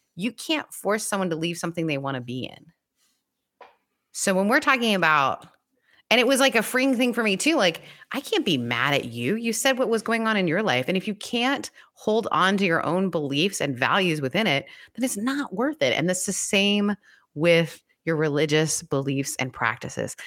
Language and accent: English; Canada; moved away; it's been legal in our country